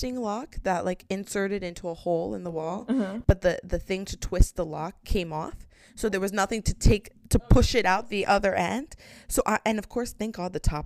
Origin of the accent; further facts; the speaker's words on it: United States; we are American.